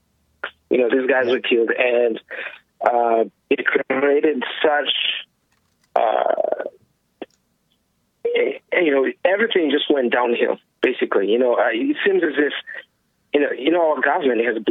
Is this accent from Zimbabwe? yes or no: yes; Zimbabwe; now in United Kingdom; I come from the United Kingdom, and I came from Zimbabwe, and we're just north of South Africa